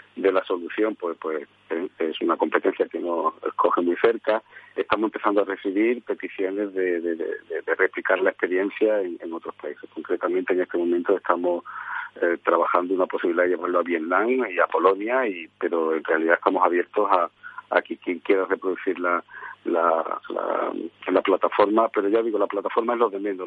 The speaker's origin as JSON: {"language": "Spanish", "country": "Spain"}